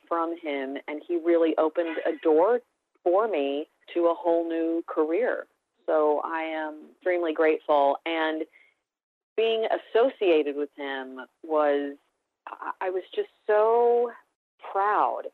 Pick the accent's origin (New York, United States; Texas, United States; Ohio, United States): Texas, United States; Dallas; moved away; I grew up in Dallas, Texas